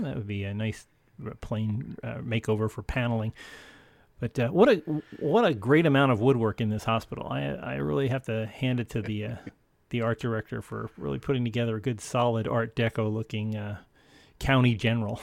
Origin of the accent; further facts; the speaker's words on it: upstate New York, United States; the local A M station in my, my hometown in upstate New York